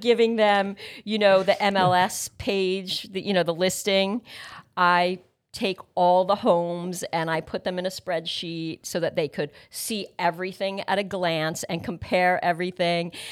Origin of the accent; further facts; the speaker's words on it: North Brunswick, New Jersey, United States; also born or lived in Palm Beach Gardens, Florida; was born and raised in Middlesex County